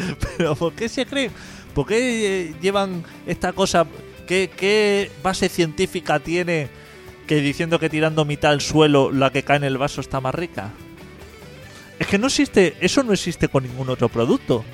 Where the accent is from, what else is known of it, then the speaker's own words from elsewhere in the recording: Catalonia, Spain; a los catalanes nos duele mucho